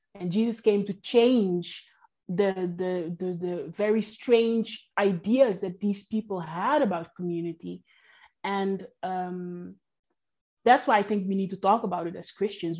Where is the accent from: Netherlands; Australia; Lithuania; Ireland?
Netherlands; also born or lived in Curaçao; I was brought up in the Netherlands and on a tiny island in Curacao